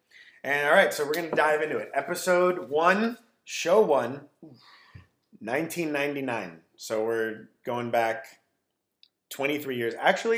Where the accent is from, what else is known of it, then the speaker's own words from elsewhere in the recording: Manhattan Beach, California, United States; I grew up in Manhattan. And I went to Catholic school, American Martyrs. 9 years of Catholic school